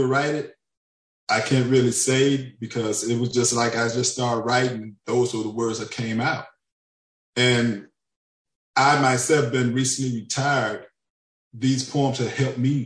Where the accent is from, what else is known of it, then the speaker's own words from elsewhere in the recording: Pine Bluff, Arkansas, United States; now in Fort Smith, United States; I'm originally from Pine Bluff, Arkansas, but now I live in Fort Smith, Arkansas.